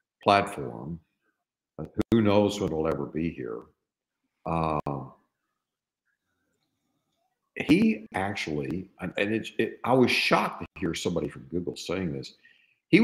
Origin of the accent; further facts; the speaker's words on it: East Texas, United States; I grew up in East Texas